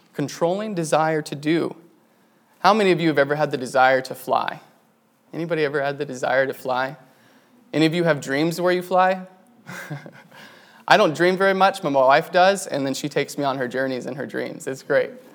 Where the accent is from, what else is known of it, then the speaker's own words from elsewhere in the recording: New Mexico, United States; now in Wisconsin, United States; I grew up in New Mexico. My parents there worked with the Navajo Indians